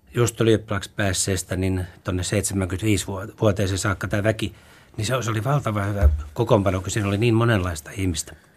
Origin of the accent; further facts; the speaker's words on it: Turku, Southwest Finland, Finland; also born or lived in Helsinki / Raisio; ne juuret on vetänyt koko ajan sen Turkuun takaisin